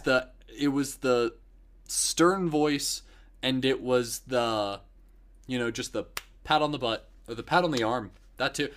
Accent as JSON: {"language": "English", "town": "Dunellen", "region": "Florida", "country": "United States", "tie": "born or raised there", "said": "Growing up in Dunellen"}